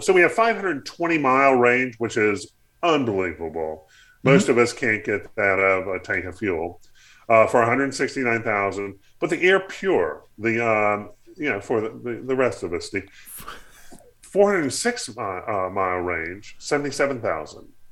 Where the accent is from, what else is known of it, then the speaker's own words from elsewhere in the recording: North Carolina, United States; my community growing up in North Carolina